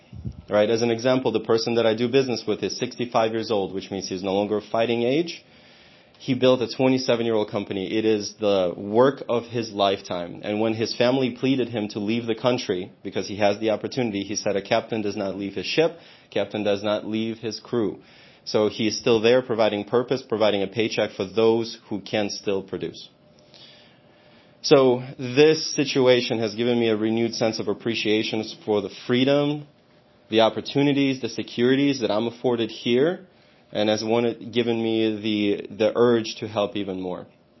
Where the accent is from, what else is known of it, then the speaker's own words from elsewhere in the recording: Odesa, Odesa Oblast, Ukraine; now in United States; my hometown of Odessa